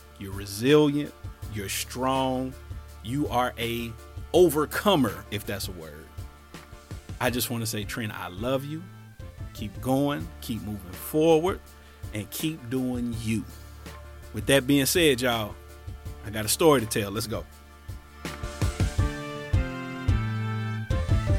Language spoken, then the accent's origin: English; Cincinnati, Ohio, United States; We went to church at New Prospect Baptist Church on the corner of Finley and Elm down in Over the Rhine, downtown Cincinnati